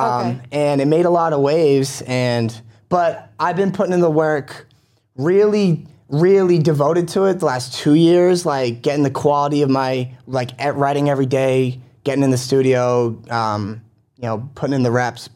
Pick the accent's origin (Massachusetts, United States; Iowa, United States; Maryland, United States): Massachusetts, United States; Quincy; also born or lived in Dorchester, Boston; now in Boston, United States; From Quincy, Massachusetts. Born and raised